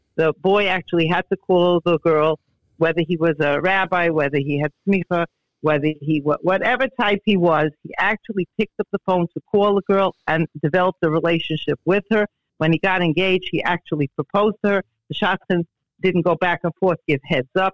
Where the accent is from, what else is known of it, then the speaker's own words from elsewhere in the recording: New York City, New York, United States; I grew up in Borough Park